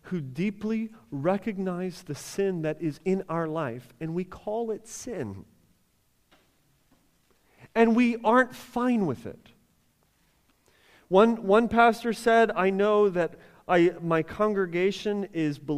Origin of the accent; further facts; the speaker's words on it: United States; as American Christians